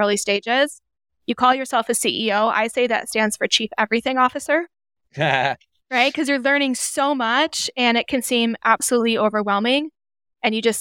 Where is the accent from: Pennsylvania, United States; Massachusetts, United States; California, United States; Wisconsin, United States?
Wisconsin, United States; Madison; moved away as an adult; now in Phoenix, United States; I'm currently living in the greater Phoenix area in Arizona, but I was born and raised in Madison, Wisconsin.